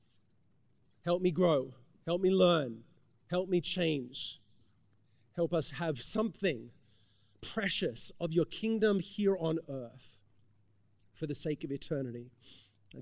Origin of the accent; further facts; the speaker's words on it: Australia; now in United States; growing up in Australia